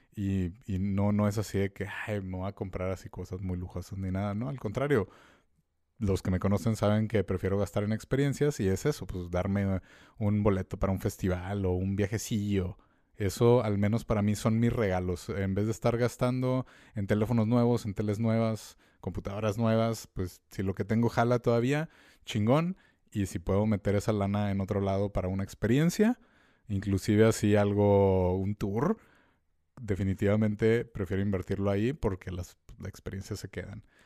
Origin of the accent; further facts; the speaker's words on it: Mexico; nosotros como mexicanos